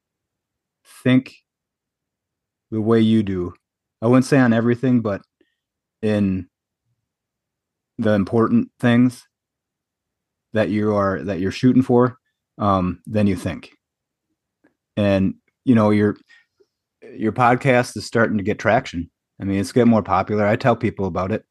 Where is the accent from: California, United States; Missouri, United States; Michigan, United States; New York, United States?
Michigan, United States; now in Appleton, United States; I was born and raised in Michigan, but now I live in Wisconsin, the Appleton area